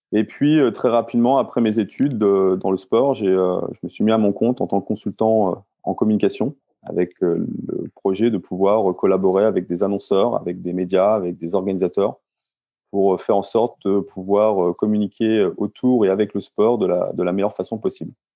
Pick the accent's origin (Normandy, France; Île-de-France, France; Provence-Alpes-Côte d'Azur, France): Normandy, France; Rouen; Je suis euh, rouennais, euh, donc euh, je vis en Normandie euh, quand je suis en, France